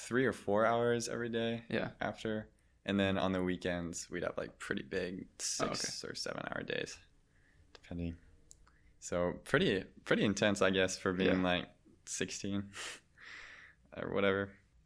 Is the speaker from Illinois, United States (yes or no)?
no; Michigan, United States; born there; also born or lived in Germany; I grew up in a couple of different places. I was born in Michigan, but I spent some time abroad in Germany at a international school.